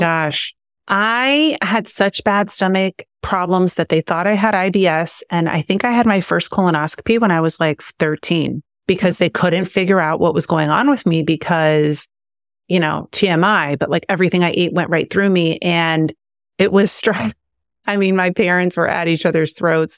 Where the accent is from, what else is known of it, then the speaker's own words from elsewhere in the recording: Missouri, United States; now in Southern California, United States; I grew up in, I grew up in Missouri